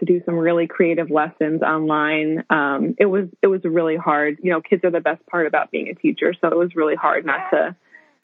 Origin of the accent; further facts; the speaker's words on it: Jersey Shore, New Jersey, United States; also born or lived in Harlem, New York City; now in New York City, United States; I was born and raised on the Jersey Shore, so that's where I hail from. And now I live in Harlem